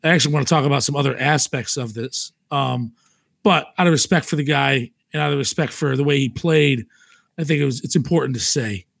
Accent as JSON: {"language": "English", "region": "New York", "country": "United States", "said": "I'm, I'm from New York"}